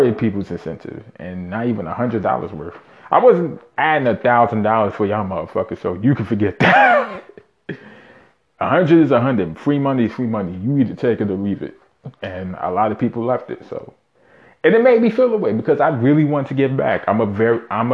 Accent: New York City, New York, United States; born and raised in Brooklyn, New York. Shout out Bushwick

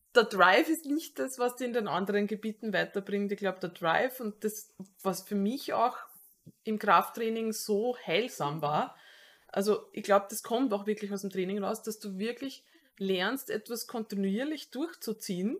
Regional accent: Austria; als Wiener oder halt äh, Mensch aus der Wiener Umgebung

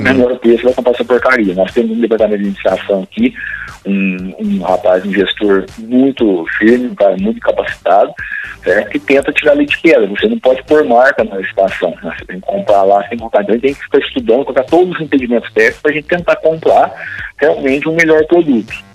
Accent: Bigatinho, Minas Gerais, Brazil; eu sou de Bigatinho, morei lá por 28 anos

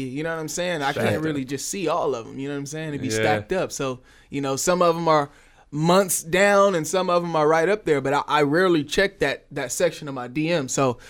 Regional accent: Oakland, California, United States; I'm from Oakland, but I'm really from all over at the same time.

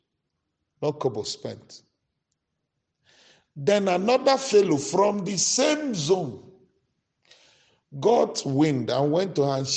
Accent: Maiduguri, Borno, Nigeria; we grew up in Maiduguri

